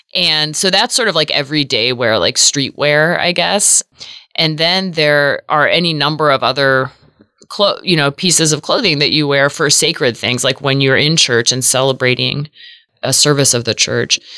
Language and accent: English; Seattle, Washington, United States; now in Omaha, United States; I grew up in the Episcopal Church in Seattle, Washington, which is where I was born and raised